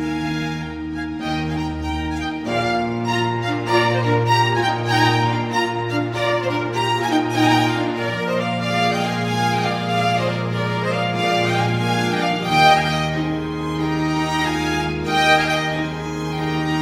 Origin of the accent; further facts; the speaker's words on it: Spring, Texas, United States; I grew up in Houston, Texas, or just north of Houston, Texas, in a city called Spring